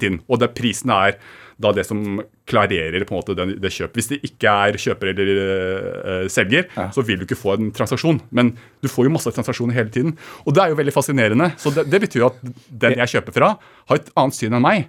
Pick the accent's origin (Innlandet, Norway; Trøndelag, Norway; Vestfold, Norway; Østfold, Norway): Innlandet, Norway; Kongsvinger; Født og oppvokst på Kongsvinger